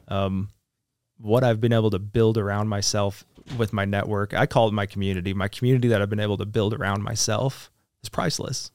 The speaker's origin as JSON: {"language": "English", "country": "United States", "said": "so being American"}